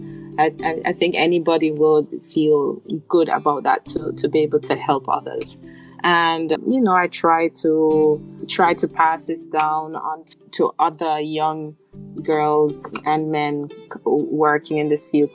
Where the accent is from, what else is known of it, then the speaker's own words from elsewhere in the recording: Jamaica; I'm from Jamaica.